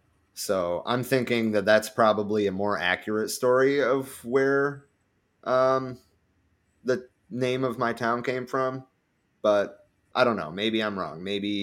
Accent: Michigan, United States; born or raised there

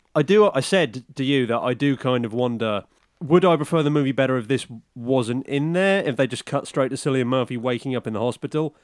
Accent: United Kingdom; I'm British.

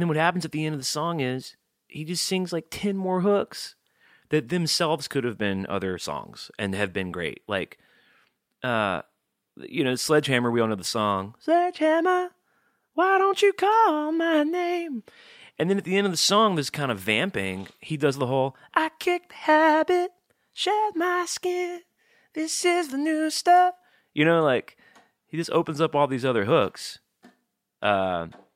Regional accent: Montgomery, Alabama, United States; I'm from Montgomery

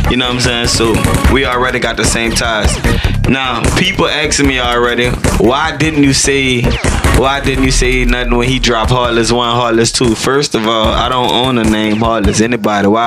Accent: New Orleans, Louisiana, United States; Um, initially, where I'm from in New Orleans, I grew up on the west side of the city. You know, I grew up in Marrero, and uh, I grew up in Algiers.

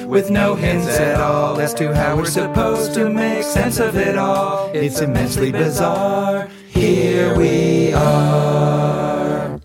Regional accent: Wisconsin, United States; I was raised on the Mississippi in, in Wisconsin

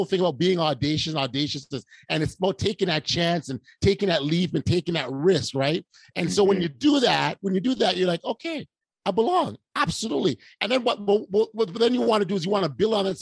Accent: Toronto, Ontario, Canada; we're two nobodies from Toronto

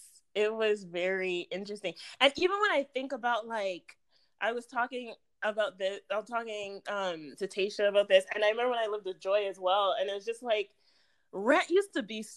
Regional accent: Brampton, Ontario, Canada; moved away; also born or lived in Florida; Growing up in Brampton, which is, like, 20 minutes outside of Toronto, we never went downtown.

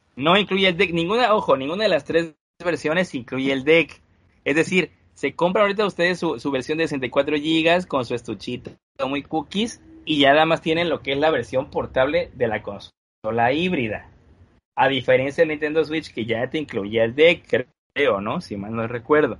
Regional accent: Mexico; Todos somos mexicanos

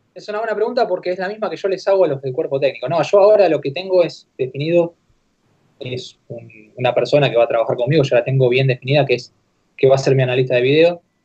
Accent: Argentina; moved away as an adult; also born or lived in Japan / United Arab Emirates; en Argentina acá

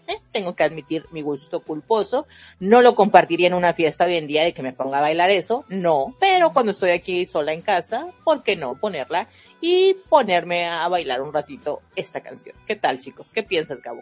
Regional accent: Mexico; yo soy mexicana

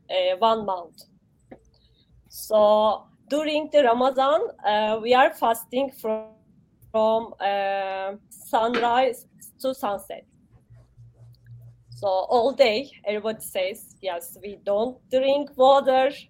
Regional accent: Turkey; moved away; I am from Turkey.

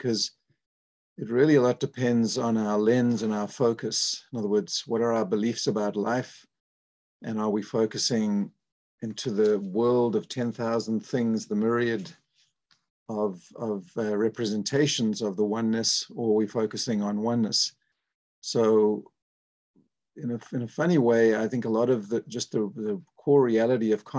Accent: South Africa; moved away as an adult; I was born in South Africa

